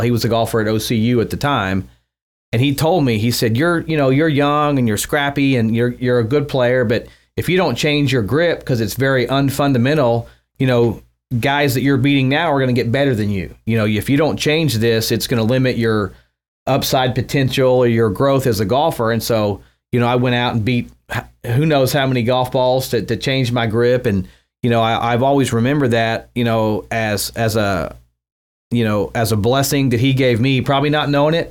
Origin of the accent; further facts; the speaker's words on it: Mustang, Oklahoma, United States; also born or lived in Ponca City, Oklahoma; I grew up out in Mustang.